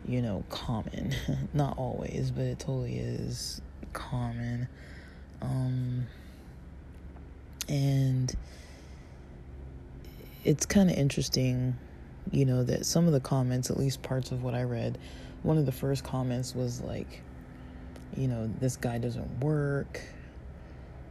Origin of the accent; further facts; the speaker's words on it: Southern California, United States; I'm from SoCal. I mean, I wasn't, like, born here, but I was definitely raised here